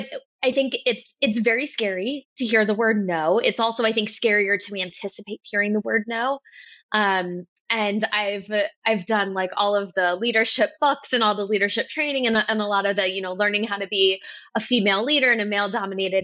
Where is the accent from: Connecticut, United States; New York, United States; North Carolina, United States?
New York, United States; I'm from New York